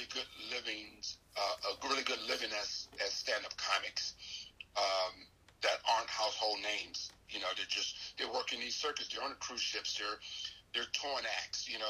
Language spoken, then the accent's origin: English; Washington DC area, Maryland, United States; born or raised there; moved away; also born or lived in Los Angeles, California